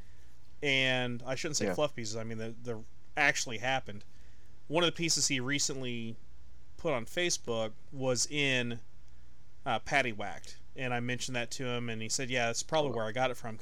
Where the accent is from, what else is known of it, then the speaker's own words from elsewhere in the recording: Texas, United States; I'm originally from Texas